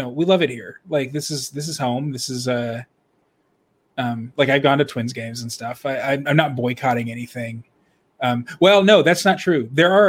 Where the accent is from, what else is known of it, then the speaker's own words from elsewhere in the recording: Dallas, Texas, United States; moved away as an adult; now in Illinois, United States; So I grew up in Dallas. My family lives there.